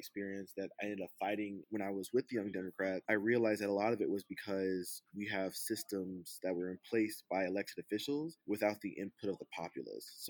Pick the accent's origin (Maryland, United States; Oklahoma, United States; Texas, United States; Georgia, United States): Georgia, United States; Atlanta; my hometown of Atlanta